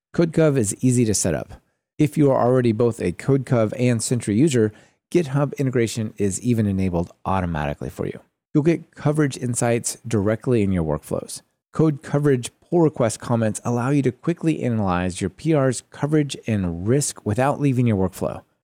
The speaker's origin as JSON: {"language": "English", "town": "Portland", "region": "Oregon", "country": "United States", "tie": "born or raised there", "also_born_or_lived": "Germany", "said": "in Portland, my hometown"}